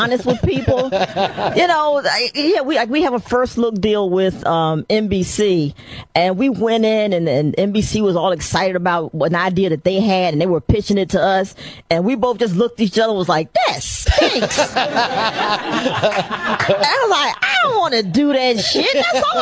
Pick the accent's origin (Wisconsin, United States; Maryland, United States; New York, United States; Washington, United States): Maryland, United States; D.C. area; I grew up in the Maryland, D.C. area